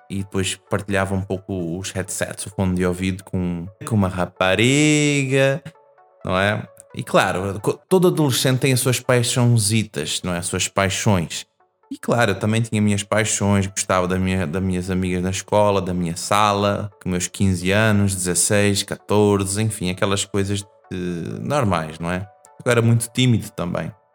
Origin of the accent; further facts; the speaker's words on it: Portugal; Eu vim para Portugal quando era bebê, não é? Criança. E eu cresci uh, aqui. Então a minha adolescência foi aqui em Portugal.